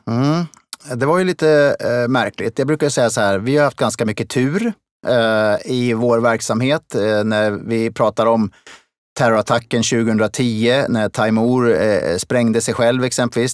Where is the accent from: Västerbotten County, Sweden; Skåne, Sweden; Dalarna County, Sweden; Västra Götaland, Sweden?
Dalarna County, Sweden; Smedjebacken; also born or lived in Kungälv; now in Stockholm, Sweden; Jag föddes i Kungälv och flyttade därifrån som en liten bebis. Eh, inte själv, men tillsammans med min familj, upp till Dalarna. Och, eh, där, eh, växte jag upp i Smedjebacken